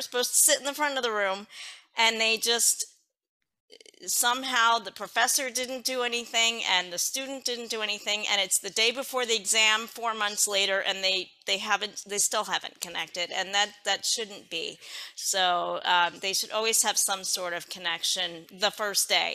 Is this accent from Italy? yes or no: no; Philadelphia, Pennsylvania, United States; I'm from Philadelphia, Pennsylvania